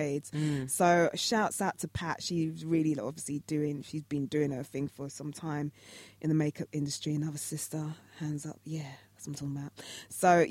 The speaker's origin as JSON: {"language": "English", "country": "Jamaica", "said": "I'm Jamaican"}